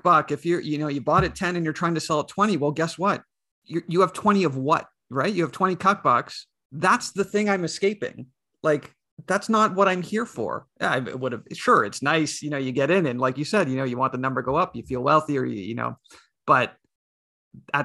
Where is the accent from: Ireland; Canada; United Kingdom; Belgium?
Canada; I'm Canadian.